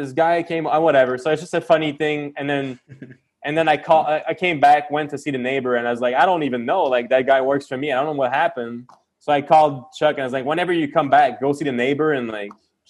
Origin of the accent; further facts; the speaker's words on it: Quebec, Canada; I'm from Quebec